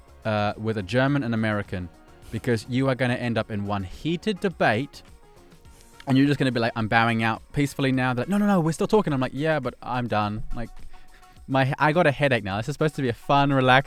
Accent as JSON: {"language": "English", "country": "New Zealand", "moved": "yes", "lives_now": "Poland", "said": "I'm from New Zealand, eh?"}